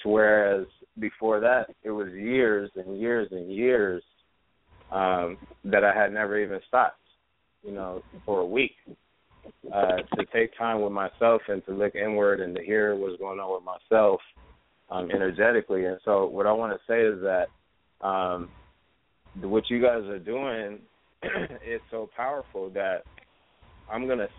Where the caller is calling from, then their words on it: California, United States; I feel like me personally, I'm listening from California, like, but not even Los Angeles. I'm like an hour away from Los Angeles. You know what I mean? So this is what you call the Inland Empire.